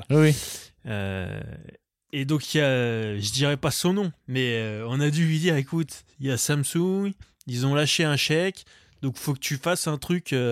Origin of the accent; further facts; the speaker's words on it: Vietnam; Enfin, je suis vietnamien, mais on s'en